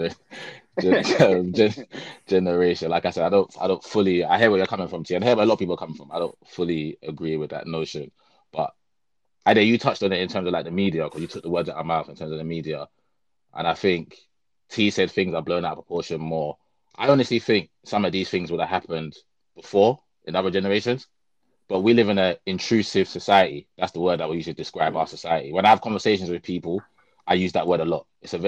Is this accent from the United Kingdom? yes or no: yes; London, United Kingdom; I'm from South London in a council flat